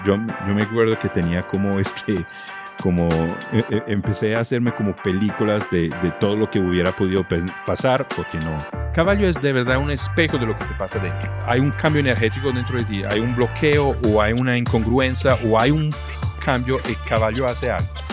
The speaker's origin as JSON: {"language": "Spanish", "town": "Trento", "region": "Trentino-Alto Adige", "country": "Italy", "tie": "born or raised there", "also_born_or_lived": "United States / Medellín, Colombia", "second_language": "Spanish", "moved": "as an adult", "said": "yo nací en Trento, que es una pequeña ciudad en el norte de Italia"}